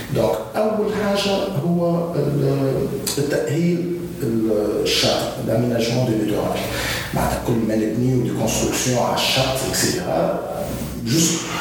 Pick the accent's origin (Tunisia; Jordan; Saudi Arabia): Tunisia; نحن عندنا في تونس